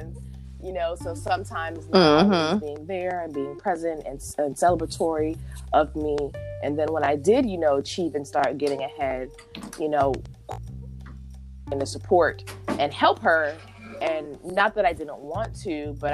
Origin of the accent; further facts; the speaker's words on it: United States; a born American